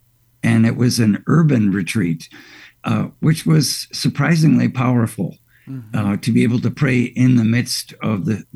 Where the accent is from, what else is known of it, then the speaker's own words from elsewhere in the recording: Glenview, Illinois, United States; also born or lived in Chicago; Initially, I grew up at St. Ferdinand's, and then we moved out to Glenview